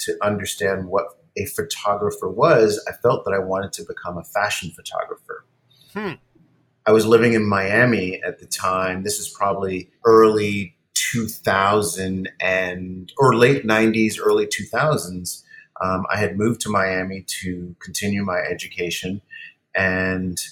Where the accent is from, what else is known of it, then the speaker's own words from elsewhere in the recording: Cayman Islands; I grew up on an island, I grew up in the Cayman Islands on the main island, Grand Cayman